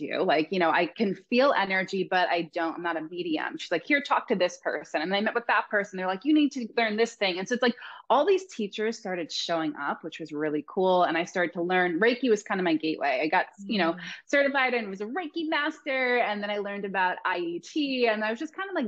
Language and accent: English; Long Island, New York, United States; now in Laguna Beach, United States; I'm originally from Long Island, New York